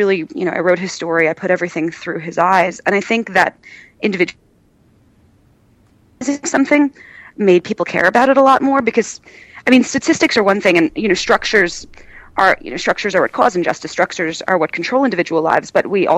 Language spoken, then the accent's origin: English; United States; as an American